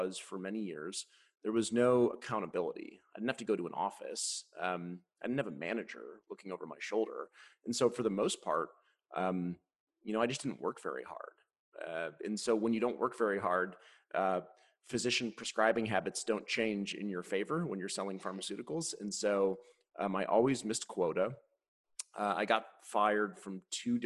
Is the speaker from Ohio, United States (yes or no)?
yes; Cleveland, Ohio, United States; we lived in the Midwest. I'm from Cleveland.